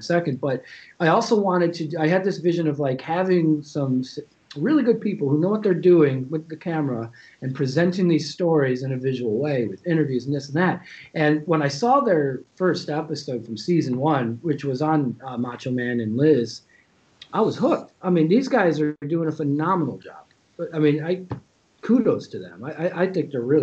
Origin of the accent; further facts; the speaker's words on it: Chicago, Illinois, United States; I'm from Chicago. I grew up with the Bulls